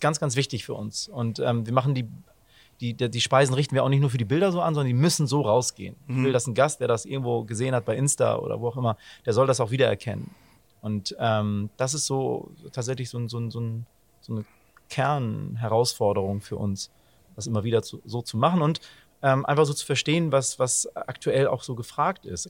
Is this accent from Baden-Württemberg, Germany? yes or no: no; Hamburg, Germany; das haben wir auch als Hamburger